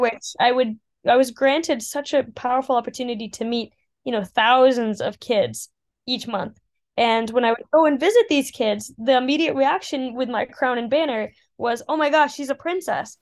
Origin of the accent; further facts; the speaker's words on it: Colorado Springs, Colorado, United States; moved away as an adult; now in Oxford, United Kingdom; as a little girl growing up in Colorado Springs